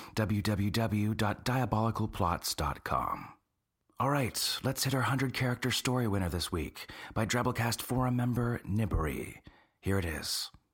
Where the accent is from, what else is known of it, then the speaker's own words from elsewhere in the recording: North Carolina, United States; I'm from North Carolina, too